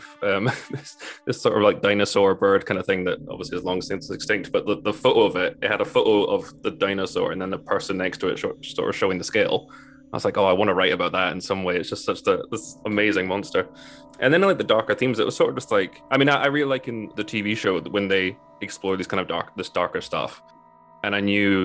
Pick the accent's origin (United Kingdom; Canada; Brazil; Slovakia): United Kingdom; North Berwick, Scotland; now in Preston, United Kingdom; that's where I'm from, just outside Edinburgh